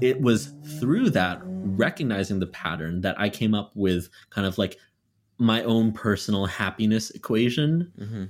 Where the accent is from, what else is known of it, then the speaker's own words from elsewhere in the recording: Canada; moved away as an adult; now in Philadelphia, United States; I just left Canada. I just left home. I left my hometown and moved to a completely different country